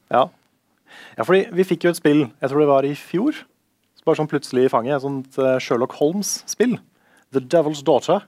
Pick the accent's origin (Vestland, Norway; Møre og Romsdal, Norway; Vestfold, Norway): Vestfold, Norway; Tønsberg; moved away; mamma og pappa har flytta ut av barndomshjemmet. Så nå har jeg liksom ikke det huset i Tønsberg lenger.